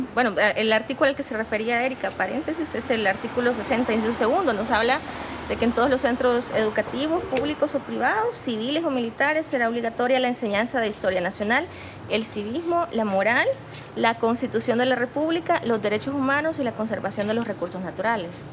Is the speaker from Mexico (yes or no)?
no; La Unión, El Salvador; yo soy originaria de la Unión